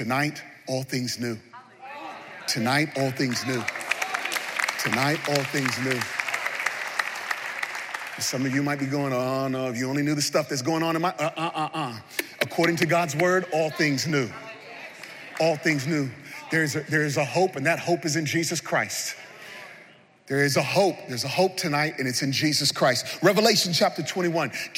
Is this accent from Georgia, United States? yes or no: no; New York City, New York, United States; we're from New York City.